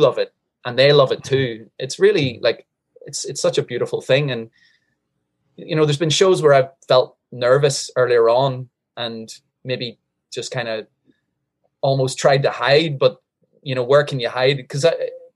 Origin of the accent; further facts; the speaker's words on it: Northern Ireland, United Kingdom; moved away as an adult; also born or lived in Changwon, South Korea; now in South Korea; I grew up in Northern Ireland as an Irish Catholic